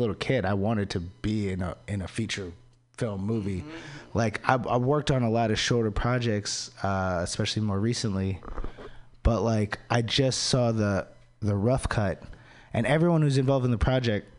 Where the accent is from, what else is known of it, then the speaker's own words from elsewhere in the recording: DC area, Maryland, United States; moved away; I'm from Maryland, from the DC area